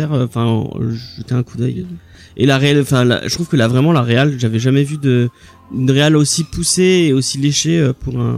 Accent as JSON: {"language": "French", "country": "France", "said": "en tant que Français, on a, tellement entendu parler de cette histoire"}